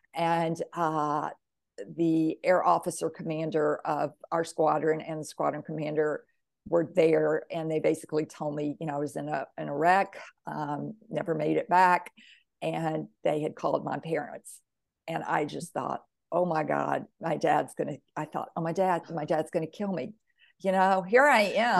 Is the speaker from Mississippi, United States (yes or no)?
yes; Mississippi, United States; I grew up in the South in Mississippi, the Bible Belt, very, very religious